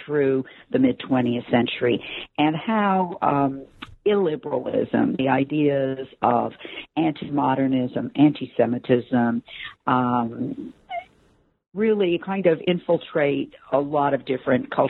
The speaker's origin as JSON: {"language": "English", "town": "Los Angeles", "region": "California", "country": "United States", "tie": "born or raised there", "also_born_or_lived": "New York", "moved": "yes", "said": "I'm born and raised in Los Angeles, California"}